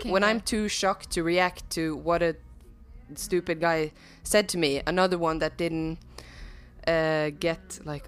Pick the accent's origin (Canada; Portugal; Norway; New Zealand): Norway; Bergen, Vestland; first language Norwegian; English is a second language; We're born and raised in Bergen.